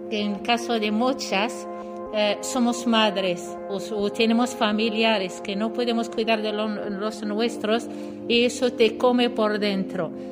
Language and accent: Spanish; Morocco; Spanish is a second language; moved away as an adult; now in Spain; soy marroquí. Yo la verdad que vine para escaparme de la eh, represión social.